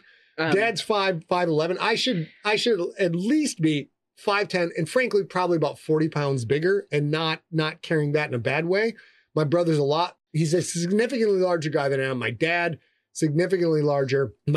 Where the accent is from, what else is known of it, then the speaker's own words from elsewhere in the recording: Sheboygan, Wisconsin, United States; We had, I was from Sheboygan. We had a lot of fellas with a fucking chal in.